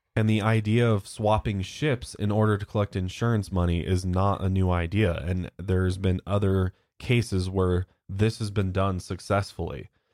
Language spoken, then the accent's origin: English; United States; accent: American; I'm so American. Got such an American accent